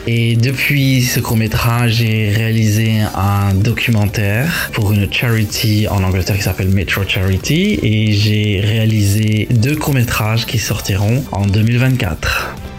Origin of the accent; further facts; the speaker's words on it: Charleroi, Wallonia, Belgium; now in London, United Kingdom; Je suis né en Belgique à Charleroi, mm, d'un père grec et une mère italienne